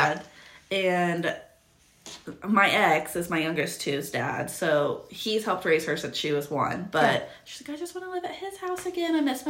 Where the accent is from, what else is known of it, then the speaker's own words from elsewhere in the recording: Ohio, United States; also born or lived in Georgia; now in Miamisburg, United States; So, in 2018, the very beginning, like, I want to say March 1st of 2018, I moved back to Ohio from Georgia.